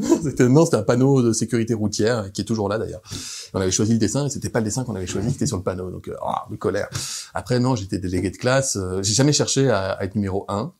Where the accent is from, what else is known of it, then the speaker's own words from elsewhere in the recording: Grenoble, Auvergne-Rhône-Alpes, France; quand je rentre le week-end chez moi à Grenoble, que je vais voir les copains, que j'ai gardé depuis le lycée